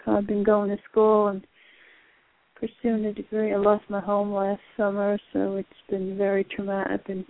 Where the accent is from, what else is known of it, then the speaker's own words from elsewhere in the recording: Islip, New York, United States; born there; now in West Palm Beach, United States; I now live in Florida, West Palm Beach.